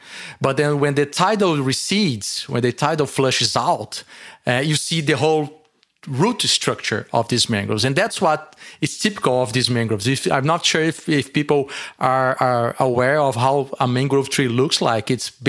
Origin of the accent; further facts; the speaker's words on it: Brazil; being a Brazilian